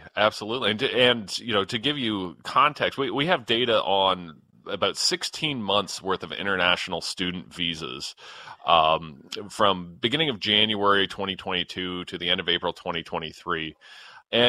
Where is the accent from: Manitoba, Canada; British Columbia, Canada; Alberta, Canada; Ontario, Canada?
Ontario, Canada; London; my hometown of London, Ontario.